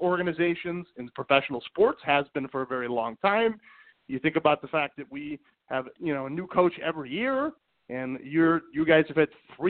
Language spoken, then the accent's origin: English; Cleveland, Ohio, United States; I'm from Cleveland, Ohio. I'm a Browns fan.